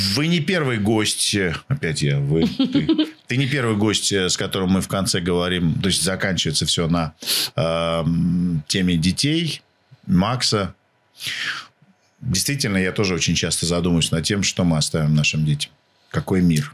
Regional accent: Siberia, Russia; Я тоже э, рос в Сибири

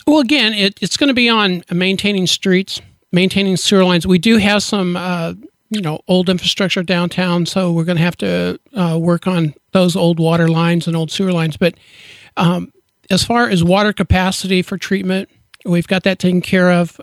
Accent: Liberty, Missouri, United States; moved away as an adult; now in Kearney, United States; I'm actually from Liberty, Missouri, right down the road

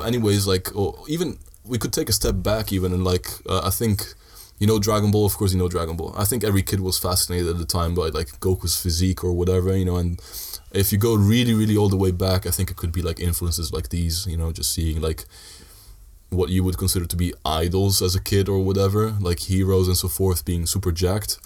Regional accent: Sardinia, Italy; moved away as an adult; also born or lived in Netherlands; I lived in Italy most of my life

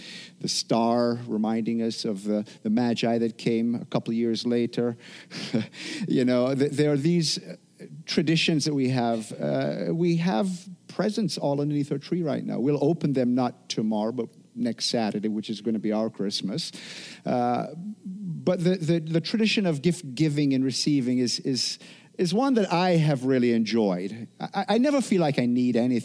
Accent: Jamaica; moved away; From growing up in Jamaica

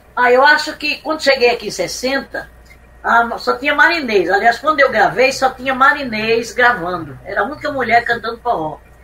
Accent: Recife, Pernambuco, Brazil; moved away; quando eu vim do Recife para cá, eu já vim empurrada

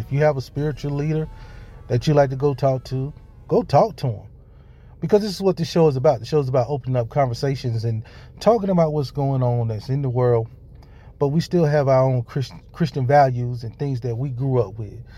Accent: Hattiesburg, Mississippi, United States; my hometown, Hattiesburg, Mississippi

